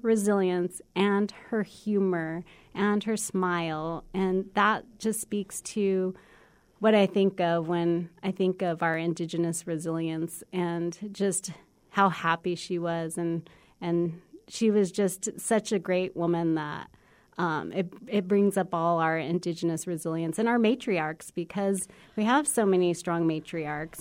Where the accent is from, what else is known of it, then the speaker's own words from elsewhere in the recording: United States; also born or lived in Arizona / New Mexico; I grew up in cities in Arizona and New Mexico